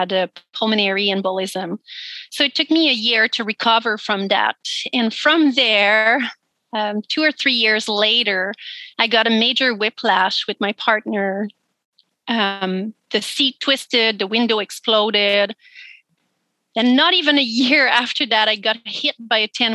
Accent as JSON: {"language": "English", "region": "Quebec", "country": "Canada", "tie": "born or raised there", "second_language": "English", "moved": "as an adult", "lives_now": "Nanaimo, Canada", "said": "I grew up in Quebec and I moved here on Vancouver Island when I was 22"}